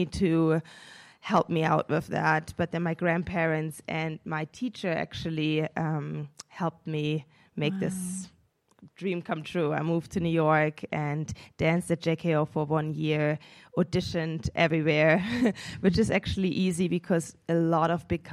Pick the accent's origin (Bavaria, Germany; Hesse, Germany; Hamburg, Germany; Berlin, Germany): Bavaria, Germany; Munich; born or raised there; moved away